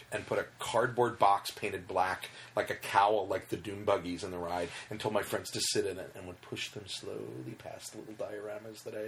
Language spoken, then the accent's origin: English; Southern California, United States; here in Southern California